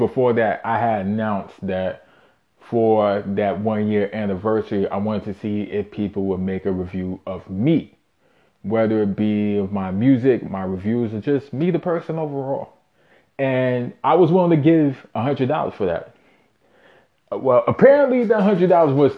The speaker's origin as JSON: {"language": "English", "town": "New York City", "region": "New York", "country": "United States", "tie": "born or raised there", "said": "born and raised in Brooklyn, New York. Shout out Bushwick"}